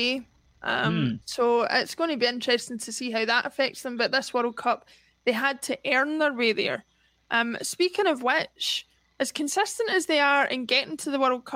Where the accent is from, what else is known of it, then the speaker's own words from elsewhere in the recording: Scotland, United Kingdom; as Scottish people